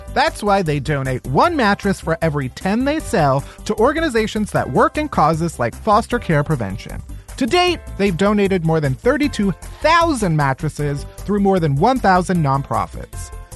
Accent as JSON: {"language": "English", "town": "Chicago", "region": "Illinois", "country": "United States", "said": "where am I from? Chicago"}